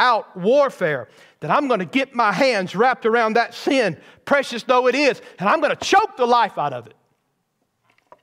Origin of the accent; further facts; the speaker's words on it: Bowman Baptist Church, Georgia, United States; growing up in Bowman Baptist Church